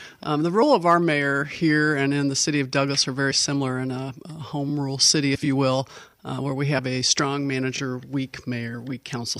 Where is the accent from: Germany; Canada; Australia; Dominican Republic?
Germany; also born or lived in England; I was born in England and raised in Germany. Mom was a native German. It's my second language.